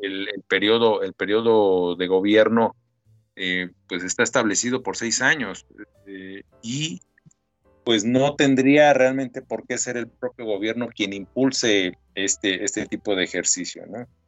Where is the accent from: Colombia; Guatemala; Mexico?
Mexico; yo soy un ciudadano mexicano